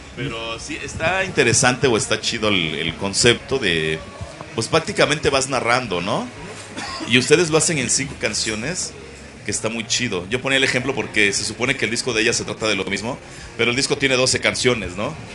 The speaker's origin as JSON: {"language": "Spanish", "town": "Tula de Allende", "region": "Hidalgo", "country": "Mexico", "said": "Yo también soy de Tula."}